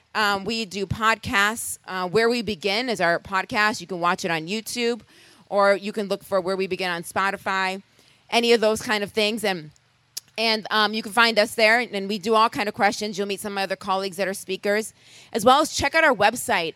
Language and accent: English; Rochester, New York, United States; moved away; also born or lived in Boston; I'm originally from Rochester, New York